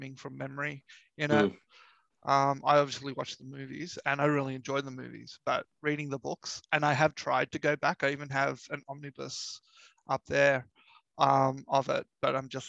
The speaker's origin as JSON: {"language": "English", "country": "Australia", "also_born_or_lived": "Sydney", "said": "I'm an Australian. I live in Sydney."}